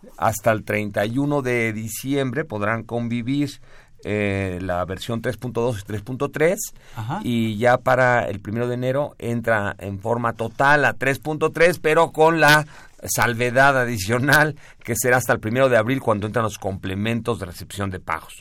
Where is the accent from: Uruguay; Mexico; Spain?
Mexico; somos mexicanos, guadalupanos